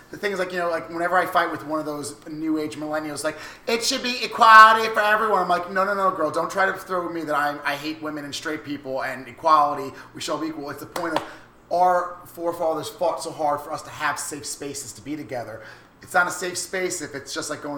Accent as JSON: {"language": "English", "area": "Long Island", "region": "New York", "country": "United States", "tie": "born or raised there", "said": "I grew up in Long Island"}